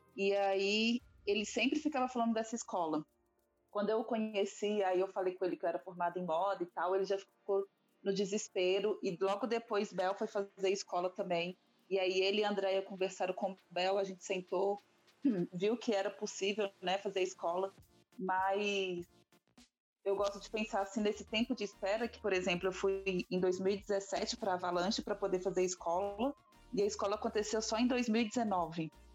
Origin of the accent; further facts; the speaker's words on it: Belo Horizonte, Minas Gerais, Brazil; Eu sou de Belo Horizonte, Minas Gerais.